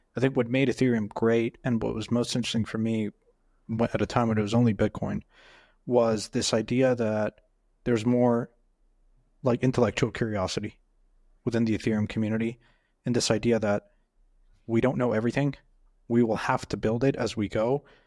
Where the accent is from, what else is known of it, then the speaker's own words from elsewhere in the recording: Mexico; moved away; I grew up in Mexico